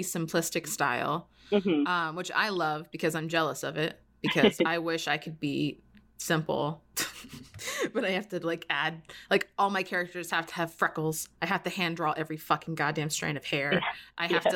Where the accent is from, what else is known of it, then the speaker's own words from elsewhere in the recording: Florida, United States; moved away; I'm from Florida